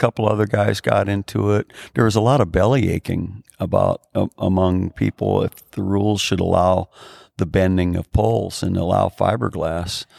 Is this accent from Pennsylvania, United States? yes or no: no; Chicago Heights, Illinois, United States; we grew up on Steger Road on the south, on the southernmost end of Cook County